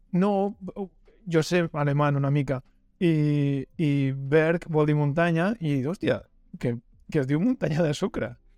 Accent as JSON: {"language": "Catalan", "town": "El Masnou", "region": "Catalonia", "country": "Spain", "said": "el meu cine, en el cine del Masnou"}